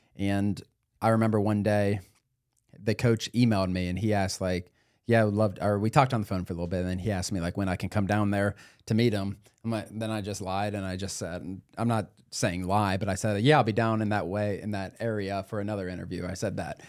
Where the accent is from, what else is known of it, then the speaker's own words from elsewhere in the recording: Cincinnati, Ohio, United States; I'm from Cincinnati